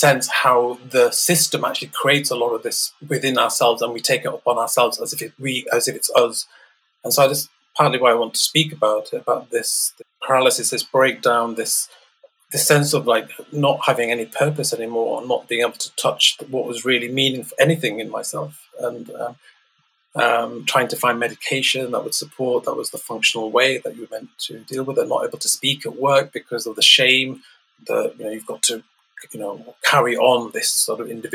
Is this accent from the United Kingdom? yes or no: yes; Leeds, Yorkshire and the Humber, United Kingdom; I was born in Leeds, a part called Beeston, quite an economically deprived area.